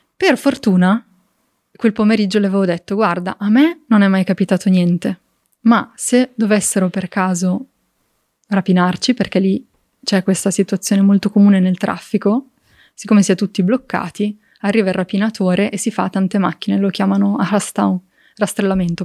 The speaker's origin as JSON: {"language": "Italian", "area": "province of Varese, near Lake Maggiore", "region": "Lombardy", "country": "Italy", "tie": "born or raised there", "said": "sono cresciuta in un contesto molto bucolico"}